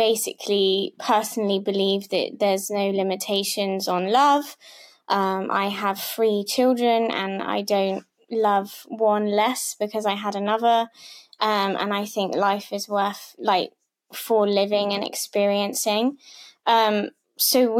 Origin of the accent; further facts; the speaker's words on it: Devon, South West England, United Kingdom; I'm from Britain. I'm from Devon, so I'm a bit of a country girl.